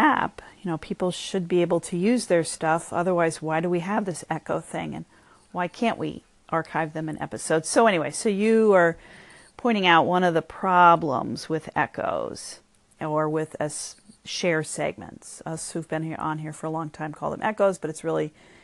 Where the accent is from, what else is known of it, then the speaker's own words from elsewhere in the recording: United States; I'm still an American who really only speaks English well